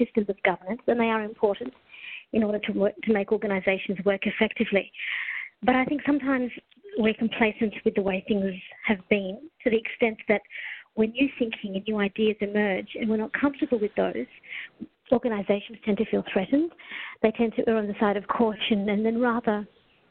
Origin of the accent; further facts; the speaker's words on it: Australia; also born or lived in Kenya / Melbourne; Arrived in Australia when I was 4 years old.